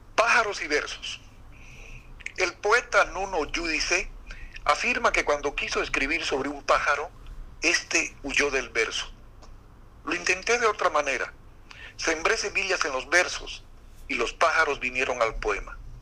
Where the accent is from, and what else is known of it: La Paz, Bolivia; born or raised there; moved away as an adult; also born or lived in Santa Ana, Beni, Bolivia; now in Santa Cruz, Bolivia